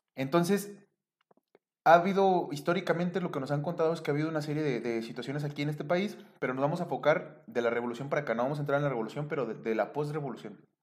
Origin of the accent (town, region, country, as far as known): Mexico